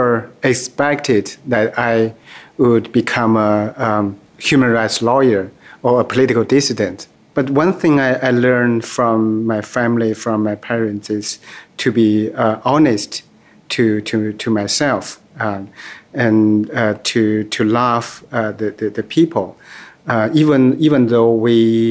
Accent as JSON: {"language": "English", "region": "Jilin", "country": "China", "tie": "born or raised there", "also_born_or_lived": "Beijing", "second_language": "English", "moved": "as an adult", "lives_now": "New York City, United States", "said": "I was born in Jilin province, northeast part of China, and I grew up in a very, very poor family in a very, very poor village"}